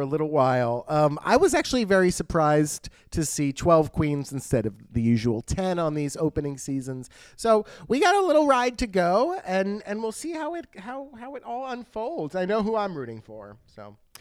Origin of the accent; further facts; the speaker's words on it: United States; I'm American